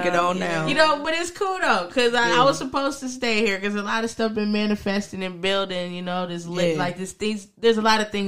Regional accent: San Diego, California, United States; moved away as an adult; also born or lived in Sacramento, California; now in Ohio, United States; I am from San Diego, California, born and raised.

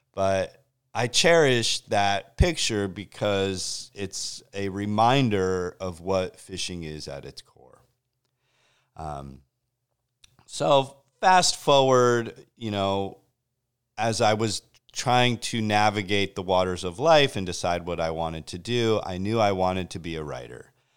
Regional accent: Connecticut, United States; I grew up in Connecticut on the shores of Long Island Sound

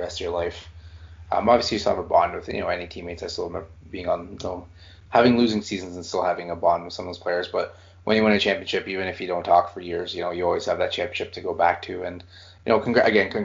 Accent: Canada; I'm Canadian

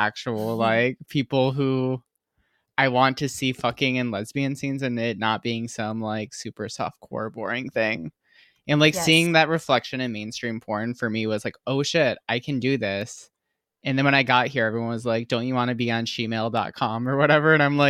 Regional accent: Michigan, United States; now in California, United States; And I'm from Michigan.

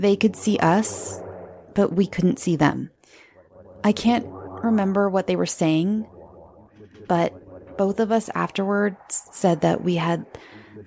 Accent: Southern California, United States; I'm from Southern California

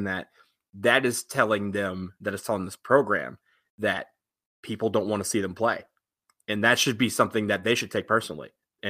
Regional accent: Detroit, Michigan, United States; I'm from Detroit.

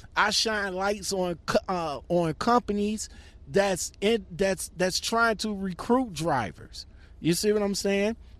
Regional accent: Ohio, United States; it's from my hometown of Ohio

